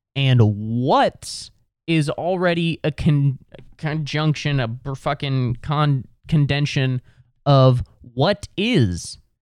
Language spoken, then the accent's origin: English; Ohio, United States; I'm from Ohio